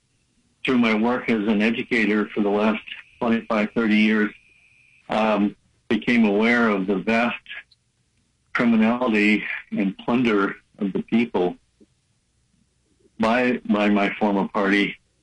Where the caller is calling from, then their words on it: Rio Linda, California, United States; It's just outside of Sacramento. It's called Rio Linda.